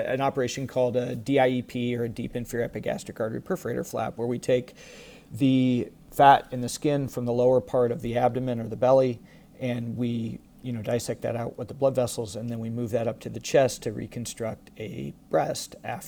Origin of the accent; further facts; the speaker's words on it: Iowa, United States; moved away as an adult; also born or lived in Dublin, Ireland / Rochester, Minnesota / Houston, Texas; I was born and raised in Iowa